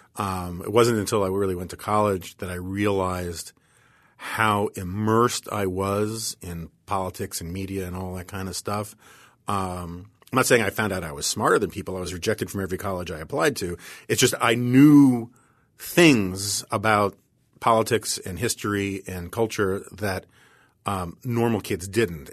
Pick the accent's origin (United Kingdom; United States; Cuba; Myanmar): United States; New York City, New York; I grew up on the Upper West Side of Manhattan